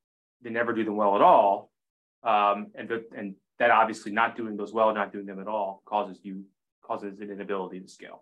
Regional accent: Maine, United States; 12-year-old boy growing up in Maine

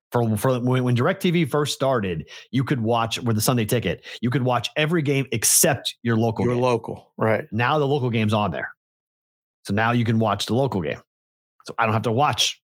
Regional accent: Pittsburgh, Pennsylvania, United States; like growing up in Pittsburgh, you'd watch those games, but you weren't like die hard to watch the other two. It was the Steelers game you were going to set your day around.

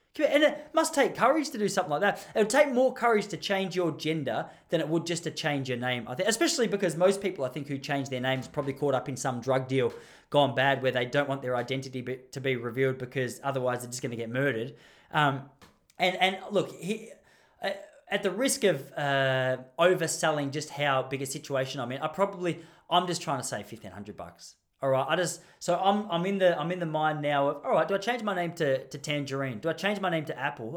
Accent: Melbourne, Victoria, Australia; I'm from Mel-, I'm just from Melbourne.

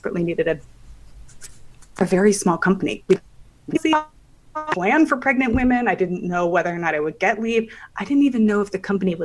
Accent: Palo Alto, California, United States; moved away as an adult; also born or lived in Manhattan; I grew up in Palo Alto in Silicon Valley

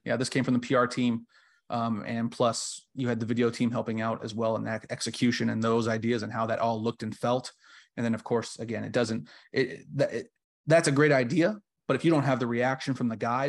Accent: Southern California, United States; moved away as an adult; I came back home to Southern California and I joined my hometown and my favorite team as the social media manager

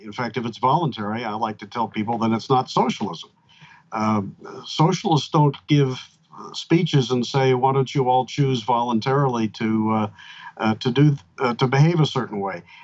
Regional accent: Pennsylvania, United States; now in Georgia, United States; Pennsylvania, my home state

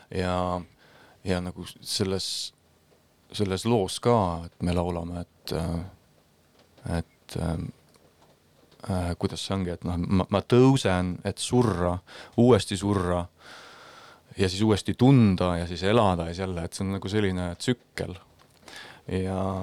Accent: Estonia; first language Estonian

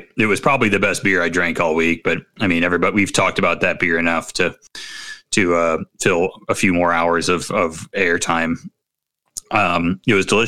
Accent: Midwest, United States; I'm from the Midwest, where we don't have any culture

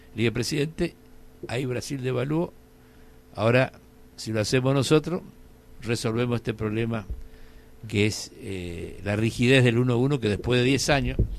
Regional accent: Apóstoles, Misiones, Argentina; la situación de Apóstoles, que es mi pueblo

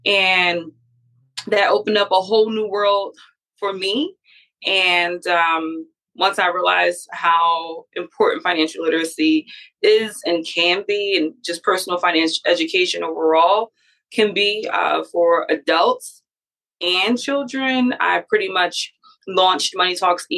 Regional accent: Philadelphia, Pennsylvania, United States; I'm from Philadelphia, born and raised

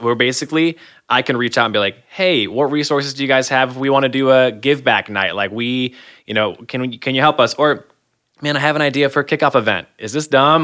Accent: Michigan, United States; moved away as an adult; now in Iowa, United States; born and raised in Michigan

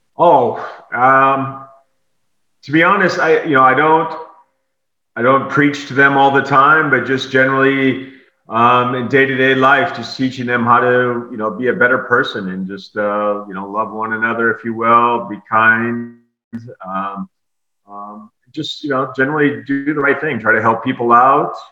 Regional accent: South Dakota, United States; born or raised there; now in Tampa, United States

